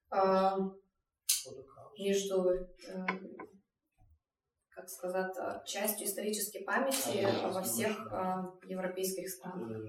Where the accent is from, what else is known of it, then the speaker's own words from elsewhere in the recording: Lithuania; так как я из Литвы